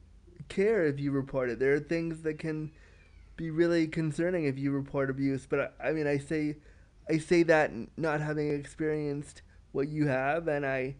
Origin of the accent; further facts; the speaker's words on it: Canada; I love being Canadian